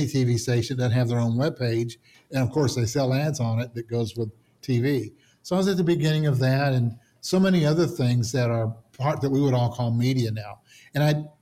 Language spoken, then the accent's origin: English; the South, United States; growing up in the South